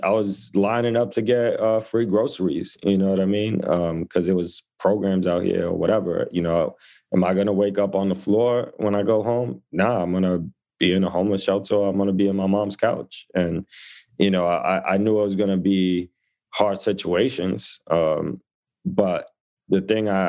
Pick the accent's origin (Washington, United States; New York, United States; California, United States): New York, United States; New York City; I grew up in the Lower East Side of New York City. So my mom immigrated from the Dominican Republic, pregnant with me, and we came to this neighborhood